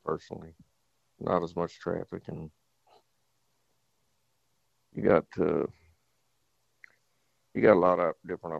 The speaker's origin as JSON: {"language": "English", "town": "Houston", "region": "Texas", "country": "United States", "tie": "born or raised there", "said": "I grew up there in Houston"}